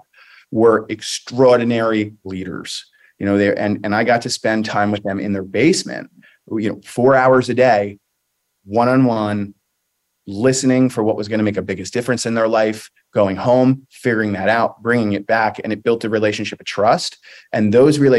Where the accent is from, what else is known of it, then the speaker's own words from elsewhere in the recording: Hunterdon County, New Jersey, United States; So I grew up in beautiful Hunterdon County, New Jersey